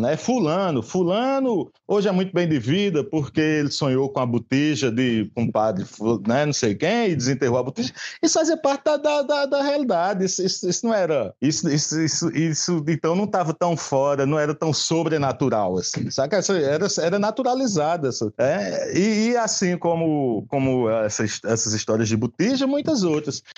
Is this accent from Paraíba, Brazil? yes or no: yes; Patos, Paraíba, Brazil; eu sou sertanejo, né? Eu sou do sertão da Paraíba, Patos.